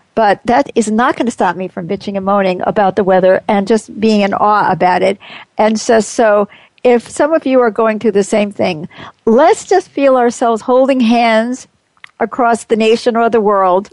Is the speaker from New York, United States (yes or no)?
yes; New York, United States; moved away; I grew up in New York, which was cold